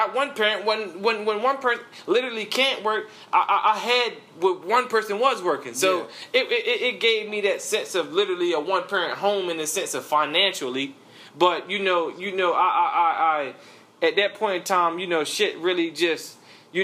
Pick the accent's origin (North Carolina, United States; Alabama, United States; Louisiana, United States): North Carolina, United States; Charlotte; I'm from the East Side, so I was playing for Independence High School.